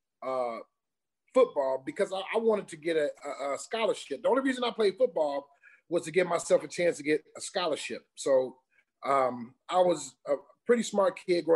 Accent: Detroit, Michigan, United States; moved away as an adult; also born or lived in Notre Dame, Indiana / Pittsburgh; I am from Detroit, Michigan, the D. That's home.

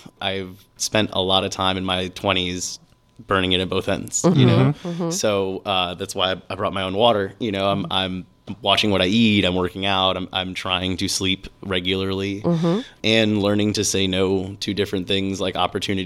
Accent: Tampa, Florida, United States; also born or lived in St. Petersburg, Florida; Tampa, actually. I grew up in Tampa, born and raised.

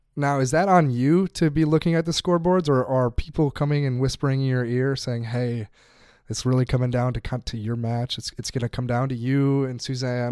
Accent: United States; I'm speaking as American here

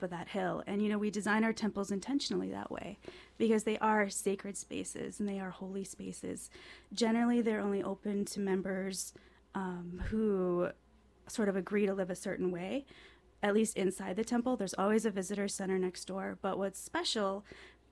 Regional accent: Chicago, Illinois, United States; moved away; when I was a kid, I grew up in Chicago

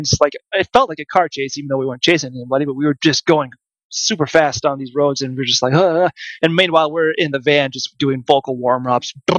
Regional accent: Mankato, Minnesota, United States; my hometown of Mankato, Minnesota

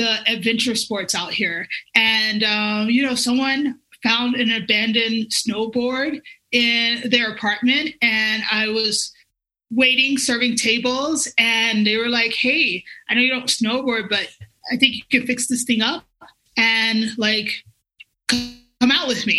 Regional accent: Alabama, United States; now in Colorado, United States; I grew up in Alabama

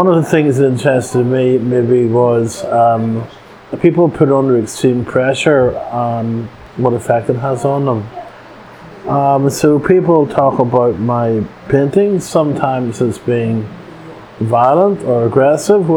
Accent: Northern Ireland, United Kingdom; now in United States; just about everybody of my generation who grew up in Northern Ireland

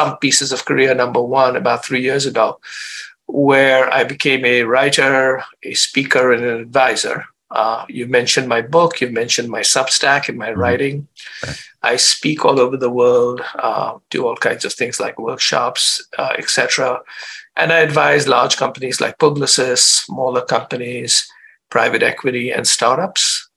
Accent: India; moved away as an adult; also born or lived in Chicago, United States; I grew up in India

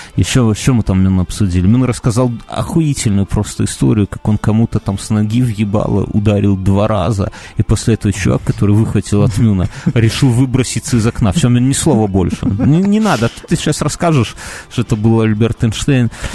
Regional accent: Belarus

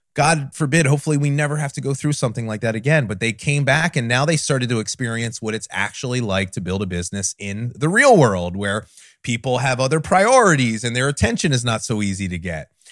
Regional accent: New Jersey, United States; I grew up in South Jersey in the middle of something called the Pine Barrens

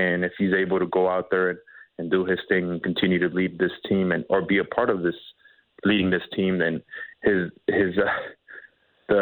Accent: East Los Angeles, California, United States; my hometown of East Los Angeles

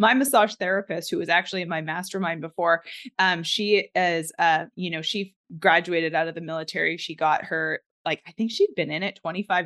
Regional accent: Canada; now in United States; I was not born in America. I am a Canadian by birth, but I am now an American citizen

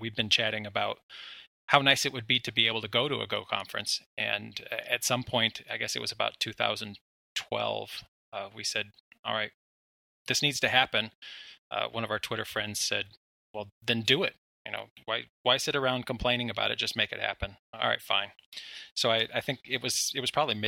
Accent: Wyoming, United States; moved away as an adult; also born or lived in Denver; now in Florida, United States; I'm originally from Wyoming, and everybody who grows up in Wyoming ends up in Denver if they want a tech job

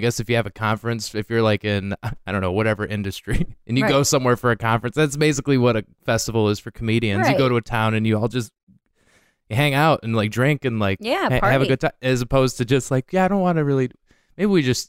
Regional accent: Detroit, Michigan, United States; And I'm from Detroit.

